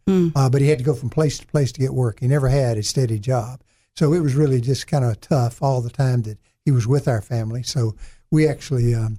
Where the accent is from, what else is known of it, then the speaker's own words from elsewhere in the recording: the Arkansas Delta, United States; also born or lived in Brinkley, Arkansas / Clarendon, Arkansas / West Helena, Arkansas / Wynne, Arkansas; being extremely poor and growing up in the Delta was a good combination to help me grow and help me mold myself and become a better person and perhaps a stronger person than I would have been otherwise.